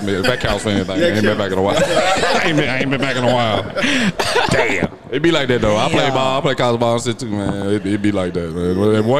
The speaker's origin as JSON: {"language": "English", "town": "Murray", "region": "Kentucky", "country": "United States", "tie": "born or raised there", "said": "y'all roots are in Kentucky. I was born in Kentucky myself, Murray."}